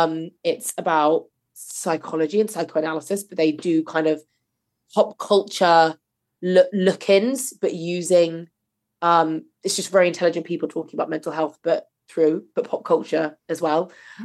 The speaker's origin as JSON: {"language": "English", "region": "England", "country": "United Kingdom", "said": "It's all right. I'm English."}